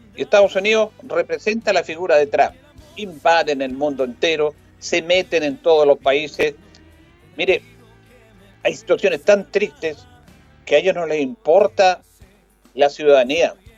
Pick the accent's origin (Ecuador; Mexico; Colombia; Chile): Chile; como los chilenos